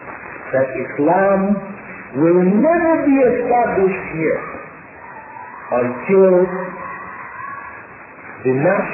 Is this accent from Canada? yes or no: no; Jamaica; I'm a Jamaican.